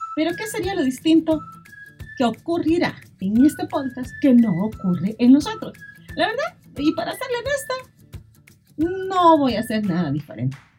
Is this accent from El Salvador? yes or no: yes; El Salvador; lo que somos salvadoreños y salvadoreñas